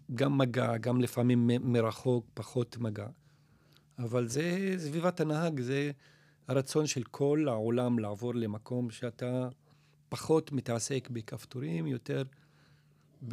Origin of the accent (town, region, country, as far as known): Nazareth, Northern District, Israel